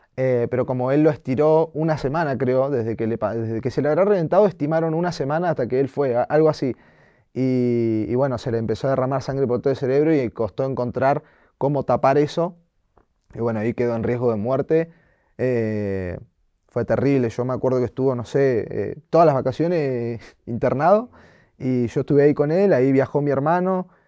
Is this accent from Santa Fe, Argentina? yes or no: no; Bahía Blanca, Buenos Aires Province, Argentina; moved away; also born or lived in Comodoro Rivadavia; no nací ahí, pero viví casi toda mi vida y y amo estar ahí.